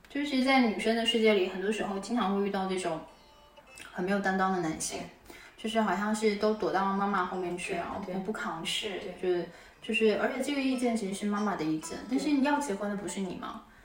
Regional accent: Fujian, China; moved away; 为了老家福建其实很相像。虽然我不会说闽南话，但是我们家里面有人都说闽南话

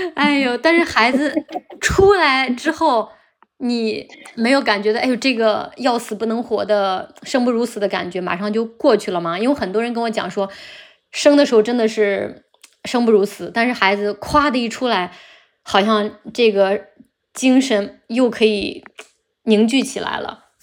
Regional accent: Henan, China; moved away; 我们老家一个河南的小县城的落后的农村里面

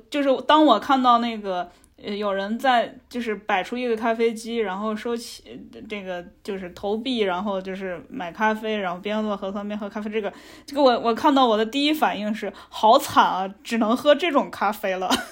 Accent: Beijing, China; 我作为一个北京人

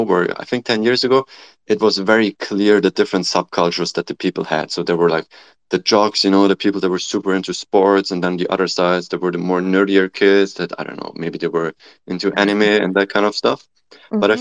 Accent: Germany; moved away as an adult; also born or lived in Nanjing, China / Cambridge, United Kingdom; now in California, United States; I'm originally from Germany

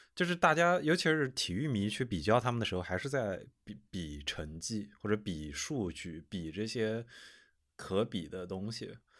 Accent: China; 作为一个中国人的视角看世界杯

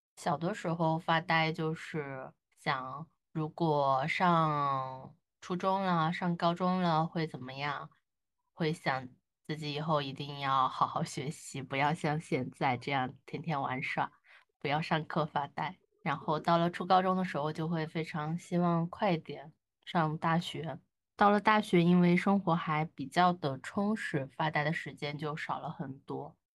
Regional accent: southern China, China; 作为一个南方人

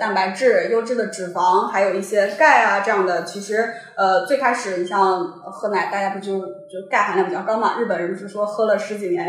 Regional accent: Shanxi, China; 然后我们就是吃谷物嘛，像我们山西人真的碳水包碳水的一个饮食方式。

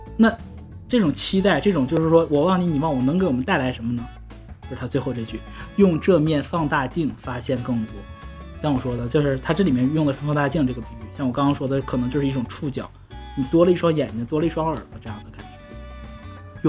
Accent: Northeast China, China; 我们东北人说话不外道

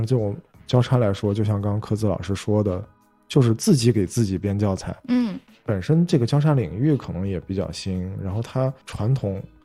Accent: northern China, China; moved away; 作为一个北方人，而且现在还在南方生活

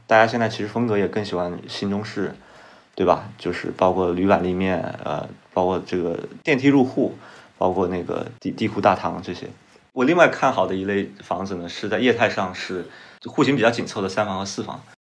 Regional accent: Nanchang, Jiangxi, China; moved away; 我老家是南昌的，就是最早从东湖区转，转移到红谷滩，再转移到九龙湖

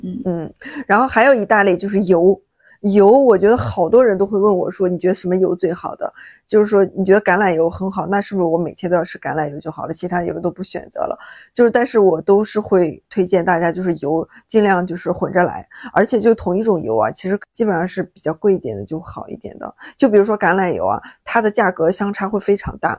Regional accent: Shaanxi, China; now in Hangzhou, China; 我老家是陕西嘛，然后我们那边就是挺喜欢吃蒜的

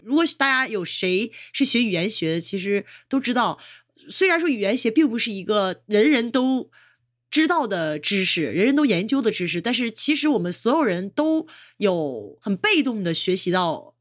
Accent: China; 比如我们中国人说英语的时候，有的时候的发音

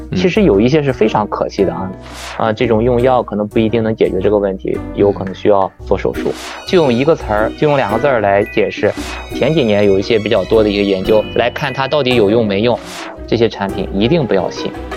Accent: China; 我们中国人群中

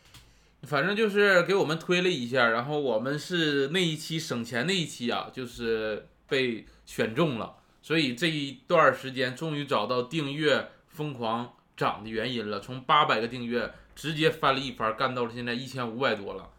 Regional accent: Northeast China, China; moved away; 我家也是东北的

